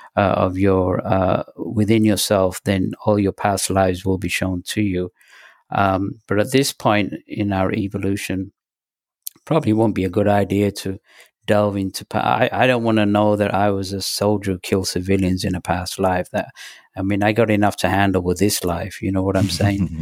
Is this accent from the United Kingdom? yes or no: yes; England, United Kingdom; also born or lived in Pakistan; when we moved from Pakistan to England, uh, it was a five-week journey by bus and train